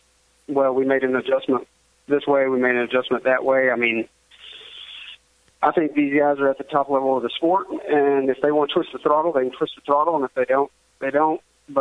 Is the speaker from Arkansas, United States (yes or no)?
yes; Arkansas, United States; You know, of course, I'm from Arkansas. I raced Arkansas, Oklahoma, Texas